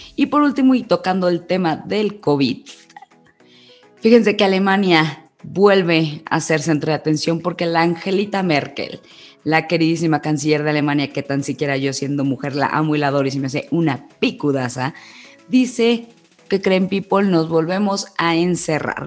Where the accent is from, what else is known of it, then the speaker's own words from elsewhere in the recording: Mexico; decidí irnos a nuestro país